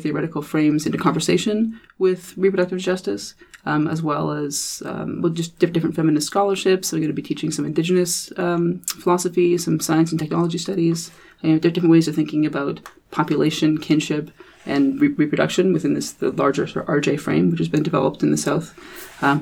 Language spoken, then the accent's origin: English; Canada; me being a Canadian and a Canadian legal scholar